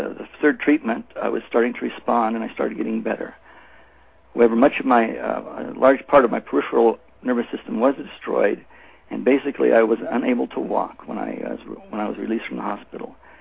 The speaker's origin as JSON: {"language": "English", "region": "Oregon", "country": "United States", "tie": "born or raised there", "moved": "as an adult", "lives_now": "Israel", "said": "I was born and raised in Oregon, and at the age of 25, I moved to Israel."}